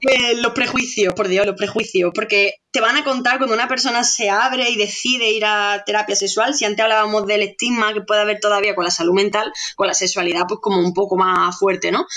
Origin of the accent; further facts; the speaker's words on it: Andalusia, Spain; como soy andaluza, pues lo pronuncio como aquella, de aquella manera